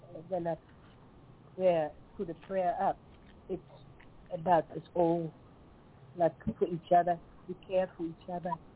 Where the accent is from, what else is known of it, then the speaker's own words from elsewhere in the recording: Netherlands; English is a second language; moved away as an adult; now in Tasmania, Australia; I grew up in the Netherlands, in Holland.